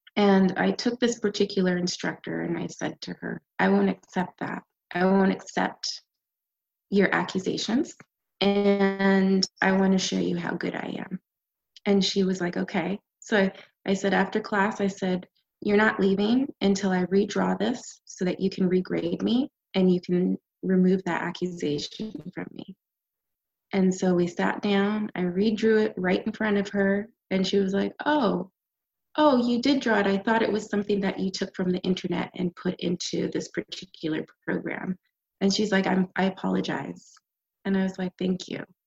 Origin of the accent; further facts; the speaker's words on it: Canada; moved away as an adult; also born or lived in Jamaica / New York / Los Angeles; now in United States; I am Canadian, and uh, my parents are Jamaican, and we migrated to the U.S. and I came here for school, uh, undergrad, and I stayed